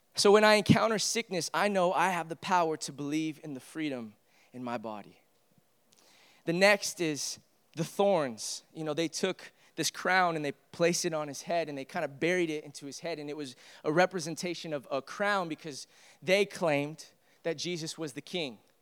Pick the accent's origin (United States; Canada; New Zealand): United States; I, I am a proud American. I love being an American.